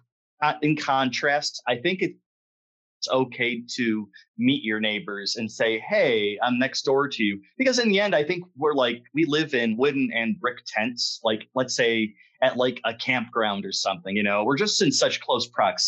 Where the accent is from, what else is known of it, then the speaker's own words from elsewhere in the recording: Warren, Michigan, United States; growing up in Warren